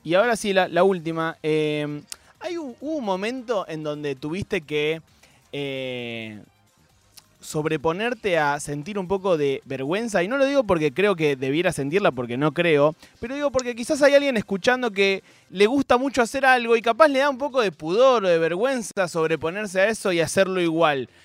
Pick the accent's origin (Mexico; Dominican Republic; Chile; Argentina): Argentina; somos buenos los argentinos